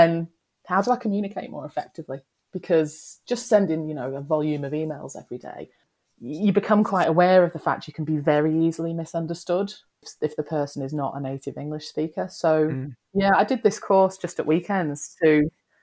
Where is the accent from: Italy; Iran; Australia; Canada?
Australia; now in United Kingdom; I grew up in Australia